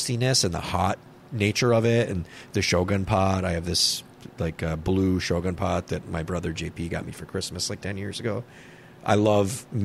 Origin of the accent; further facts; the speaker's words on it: Minnesota, United States; I like being a Minnesotan